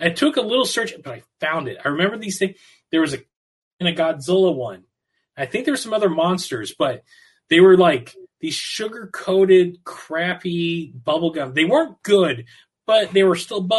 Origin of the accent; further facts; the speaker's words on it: Southern California, United States; I'm born and raised in California, Southern California